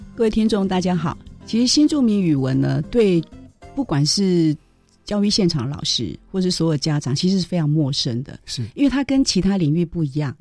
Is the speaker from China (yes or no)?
no; Taiwan; 我们台湾，比如说我闽南人说，老赵